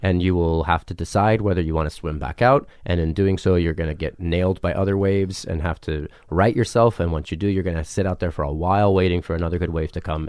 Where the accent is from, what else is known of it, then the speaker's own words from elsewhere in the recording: New Mexico, United States; also born or lived in Ruidoso, New Mexico / Albuquerque, New Mexico; I grew up in New Mexico